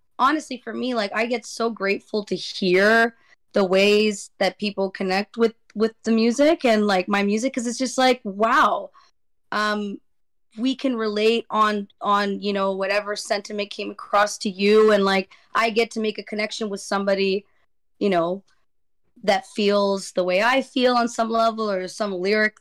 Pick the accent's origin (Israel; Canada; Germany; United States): Canada; Vancouver, British Columbia; I'm from Vancouver, like British Columbia